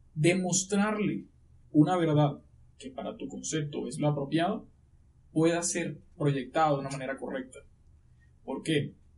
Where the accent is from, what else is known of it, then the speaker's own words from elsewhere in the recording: Riohacha, La Guajira, Colombia; accent: costeño; moved away as an adult; now in Bogotá, Colombia; yo en ese momento estaba en mi ciudad, de donde yo soy, de Rihuacha, La Guajira